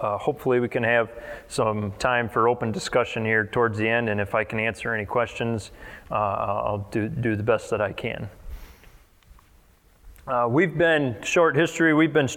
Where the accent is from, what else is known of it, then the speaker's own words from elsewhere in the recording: near DeKalb, North Central Illinois, United States; I'm 27, I'm from North Central Illinois up by DeKalb, if anybody's familiar with that, about 70 miles west of Chicago.